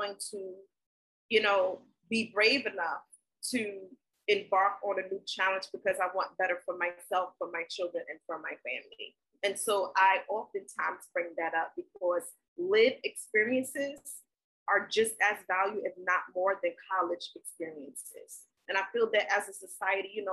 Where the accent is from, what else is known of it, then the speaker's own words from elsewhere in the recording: New York City, New York, United States; also born or lived in South Carolina; I was born in South Carolina. My family is from the South. But I was raised in New York City. So I am a Brooklyn girl